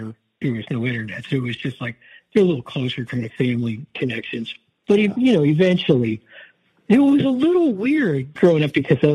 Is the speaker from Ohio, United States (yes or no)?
no; Pennsylvania, United States; moved away; also born or lived in California; growing up in Pennsylvania